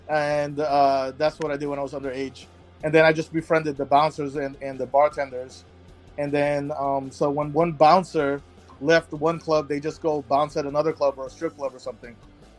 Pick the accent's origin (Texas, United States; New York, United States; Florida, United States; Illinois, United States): Florida, United States; also born or lived in Connecticut; I moved down to Florida from Connecticut in middle school